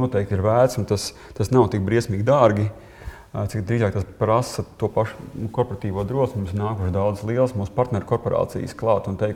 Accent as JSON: {"language": "Latvian", "country": "Latvia"}